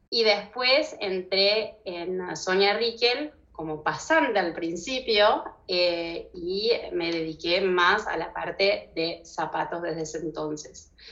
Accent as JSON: {"language": "Spanish", "country": "Argentina", "tie": "born there", "also_born_or_lived": "Morocco / United States", "said": "Tuve una vida bastante movida, nací en Argentina, después me fui a Marruecos, después a Estados Unidos, después volví a Buenos Aires, donde hice mis estudios de diseño industrial"}